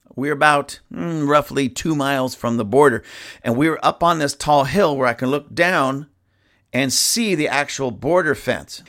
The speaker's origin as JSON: {"language": "English", "country": "United States", "said": "I'm from America."}